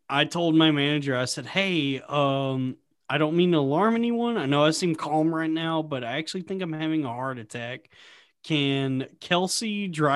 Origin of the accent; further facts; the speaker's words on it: Texas, United States; now in New York, United States; I grew up in Texas